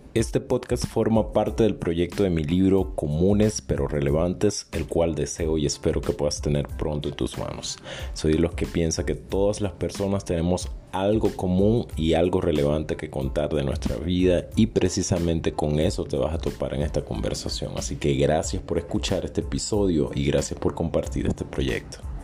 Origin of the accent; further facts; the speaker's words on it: Venezuela; moved away; mi país natal, Venezuela